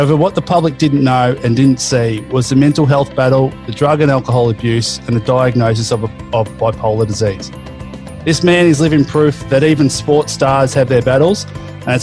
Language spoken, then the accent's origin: English; Melbourne, Victoria, Australia; now in Sydney, Australia; I'm from Melbourne too